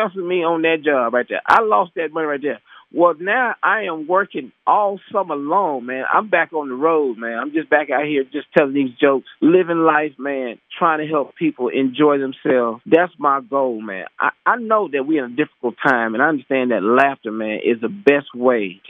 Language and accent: English; Texas, United States; moved away; I'm already from Texas, man. I am so elated to come back home to my home state